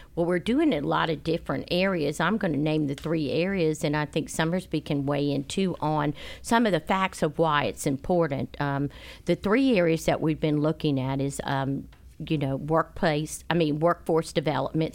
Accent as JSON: {"language": "English", "town": "Charleston", "region": "South Carolina", "country": "United States", "moved": "yes", "said": "I'm from Charleston"}